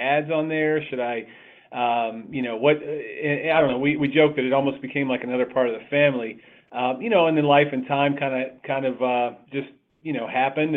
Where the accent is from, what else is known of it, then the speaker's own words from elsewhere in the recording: Cleveland, Ohio, United States; moved away as an adult; now in Columbus, United States; I'm a native Clevelander. We've lived in Columbus for about 20 years as well. So, but I grew up in Cleveland